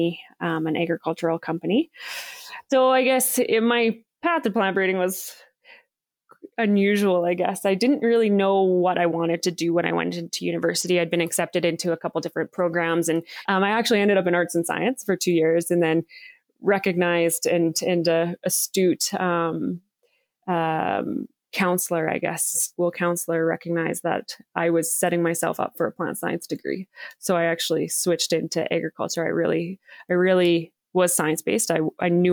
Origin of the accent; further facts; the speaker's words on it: Saskatchewan, Canada; I grew up in small town Saskatchewan, Canada